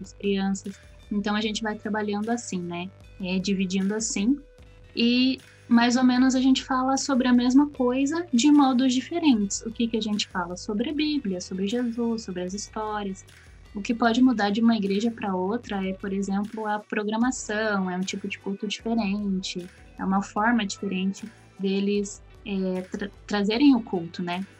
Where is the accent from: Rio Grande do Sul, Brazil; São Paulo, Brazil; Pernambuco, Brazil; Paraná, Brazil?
Paraná, Brazil; Curitiba; E eu sou aqui de Curitiba